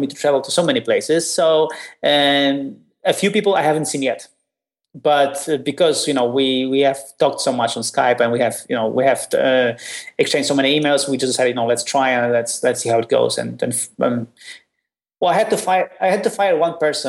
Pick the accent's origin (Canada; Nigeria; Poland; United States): Poland; I'm from Poland